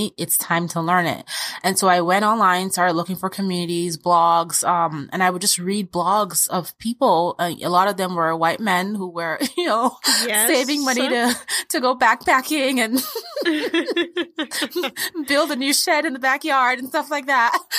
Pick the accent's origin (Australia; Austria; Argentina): Austria; born there; We moved from Nigeria to Austria, where I was born, because my dad got a really great opportunity.